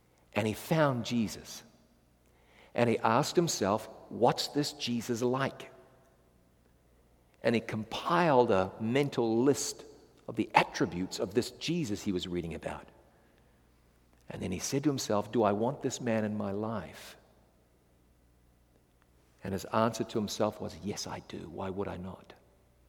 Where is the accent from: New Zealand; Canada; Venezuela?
New Zealand; I come from New Zealand